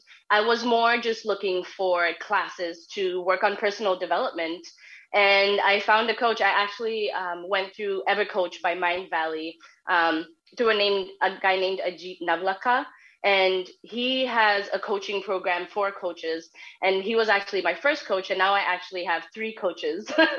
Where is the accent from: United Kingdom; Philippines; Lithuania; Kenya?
Kenya; moved away as an adult; now in United States; 4 years after I moved to the U.S. because I'm from Kenya, I decided to start a business.